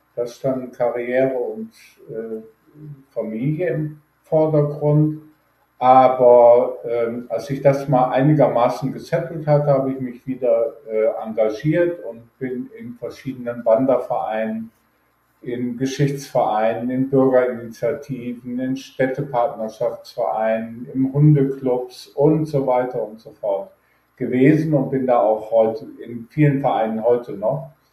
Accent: Düsseldorf, North Rhine-Westphalia, Germany; moved away as an adult; also born or lived in Aschendorf-Papenburg, Emsland, Lower Saxony / Frankfurt / Cologne / Weilburg an der Lahn; now in Weilburg, Germany; im Emsland genau genommen in aschendorf partenburg geboren aufgewachsen in Düsseldorf und in Neuss

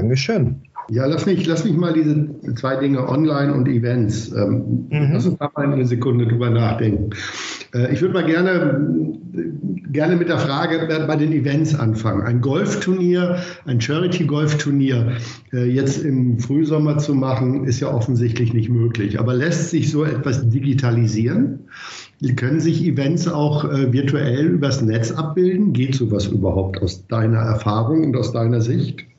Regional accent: Vienna, Austria; Naja, das wäre für mich als Wiener natürlich nahelegen

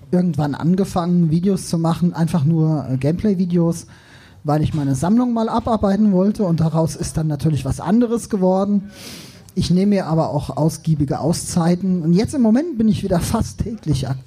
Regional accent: Darmstadt, Hesse, Germany; ich komme eigentlich aus Frankfurt, genau genommen aus Darmstadt.

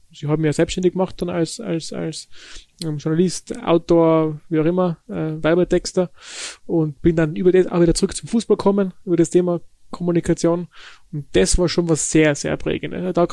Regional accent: Sistrans, Tyrol, Austria; born or raised there

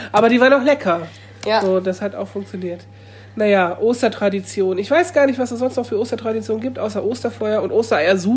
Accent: Lower Saxony, Germany; ich komme ja nicht von hier. Ich bin ja Niedersachse. Ich bin hier eine Person mit Migrationshintergrund.

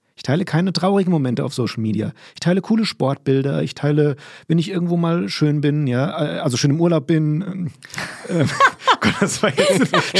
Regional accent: Limburg an der Lahn, Hesse, Germany; moved away; ich bin in Limburg groß geworden

